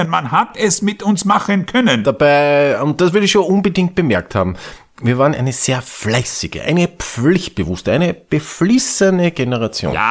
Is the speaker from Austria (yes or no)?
yes; Austria; und das ist ja der Skandal, auch bei uns in Österreich diese Serie ausgestreut, dieses Holocaust.